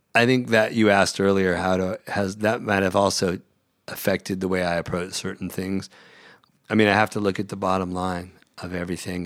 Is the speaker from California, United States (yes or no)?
yes; Central California, United States; moved away as an adult; now in Los Angeles, United States; I grew up in Central California